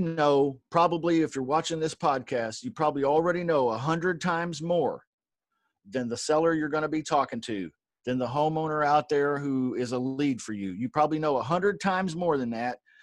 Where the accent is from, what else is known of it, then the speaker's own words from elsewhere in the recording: Kentucky, United States; I was born in Kentucky